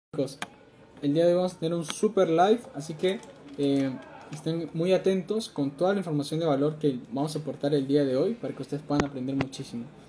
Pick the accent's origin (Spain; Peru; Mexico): Peru; tengo 19 años, soy de Perú